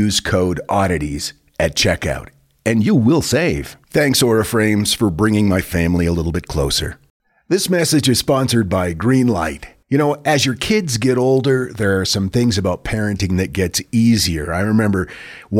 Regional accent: United States; we as Americans

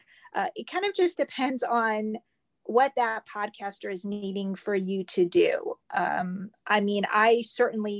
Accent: Northern Indiana, United States; moved away as an adult; also born or lived in Memphis, Tennessee; I'm originally from Northern Indiana. I was born and raised here

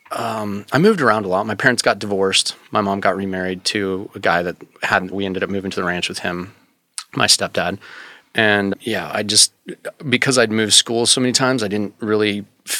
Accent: Wyoming, United States; also born or lived in Los Angeles, California; we moved to Wyoming and I grew up in Wyoming.

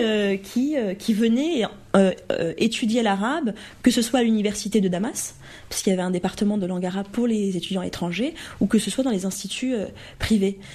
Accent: Romorantin-Lanthenay, Centre-Val de Loire, France; moved away; j'ai eu la chance de grandir dans, un, dans, la campagne

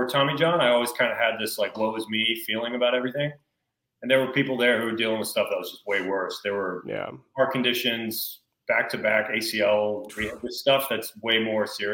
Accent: North Carolina, United States; I'm from North Carolina

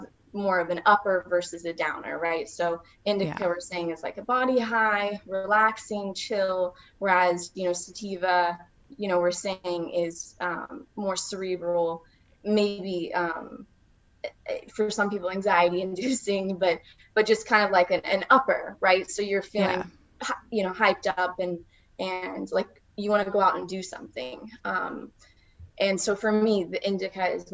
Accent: Oklahoma, United States; moved away; I was totally from Oklahoma

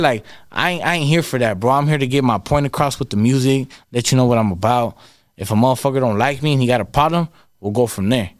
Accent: Victorville, California, United States; first language Spanish; English is a second language; I still live in my hometown

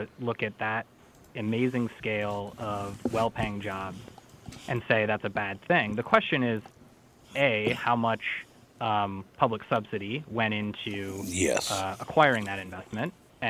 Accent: St. Paul, Minnesota, United States; So I should say that Minnesota is actually my home state. I grew up in St. Paul.

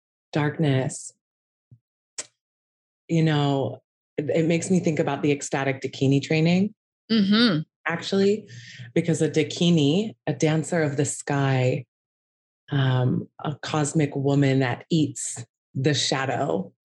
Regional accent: Valparaiso, Indiana, United States; moved away; I'm from small town in Indiana.

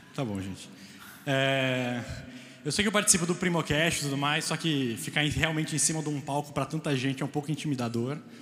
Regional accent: Guarulhos, São Paulo, Brazil; eu vim da periferia de Guarulhos, é, num bairro muito perigoso, onde acontecia muitas coisas muito trágicas

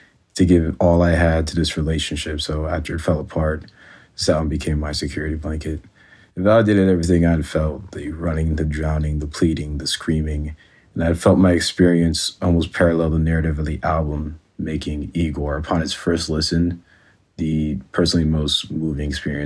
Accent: Virginia, United States; I'm from Virginia

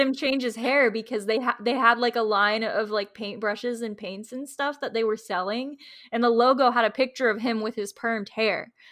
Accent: Florida, United States; I'm from Florida

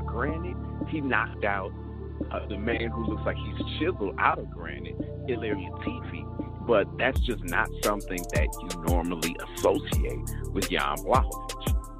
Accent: St. Louis, Missouri, United States; I love people that are like me. If you are from St. Louis

